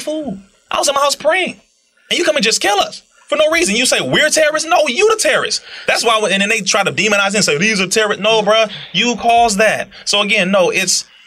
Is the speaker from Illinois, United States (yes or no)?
no; Compton, California, United States; I'm a black man from Compton